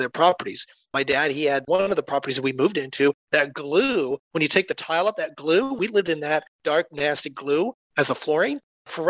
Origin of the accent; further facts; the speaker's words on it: Columbus, Ohio, United States; also born or lived in North Carolina; I am actually here from Columbus, Ohio, then moved down to North Carolina, was living there for a few years, then came back up to Ohio